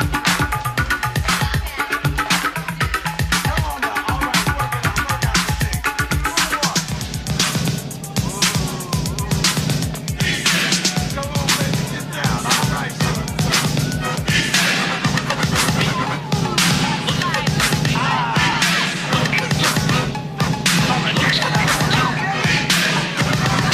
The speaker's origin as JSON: {"language": "English", "town": "Copenhagen", "region": "Capital Region of Denmark", "country": "Denmark", "tie": "born or raised there", "said": "I was born in Denmark."}